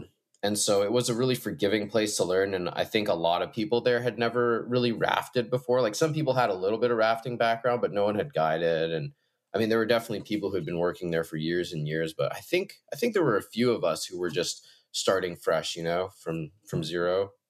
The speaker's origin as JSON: {"language": "English", "country": "Hong Kong", "tie": "born or raised there", "also_born_or_lived": "Shanghai / Beijing", "moved": "yes", "lives_now": "White Salmon, United States", "said": "And I grew up in Asia. My parents are from, my mom's from Denver and my dad's from Tokyo, and I spent most of my childhood in Hong Kong, Shanghai, Beijing, just massive Asian cities."}